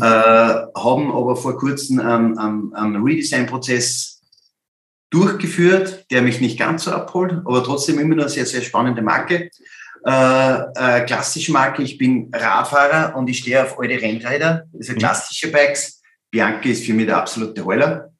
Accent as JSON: {"language": "German", "region": "Upper Austria", "country": "Austria", "said": "als Oberösterreicher"}